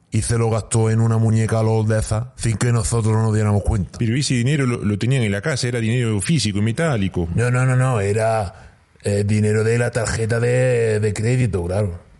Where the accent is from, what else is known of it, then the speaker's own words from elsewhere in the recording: Spain; Por pues, principio, pues, como cualquier español, cerrar la casa, con la niña, con la mujer, tratando de estar entretenido todo el día.